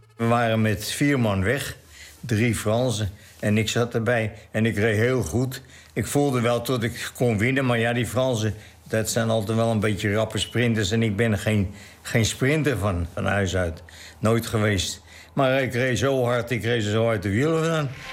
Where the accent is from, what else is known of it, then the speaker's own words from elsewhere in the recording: Velsen, North Holland, Netherlands; also born or lived in Haarlem; Velz hier bij de Hoogovers.